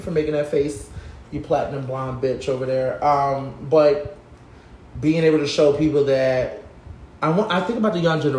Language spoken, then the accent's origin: English; Philadelphia, Pennsylvania, United States; people don't really understand what it was like growing up in Philadelphia, having that type of father figure